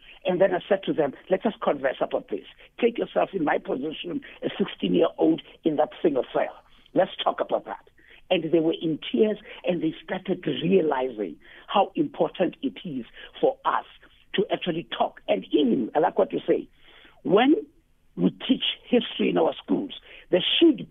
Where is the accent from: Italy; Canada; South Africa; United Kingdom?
South Africa; how we can come together as South African, is not to bury the past.